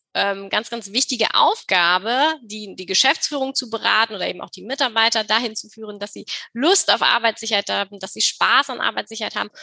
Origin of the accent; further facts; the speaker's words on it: Germany; wie wir eben auch als Deutsche ähm, wachsen oder groß werden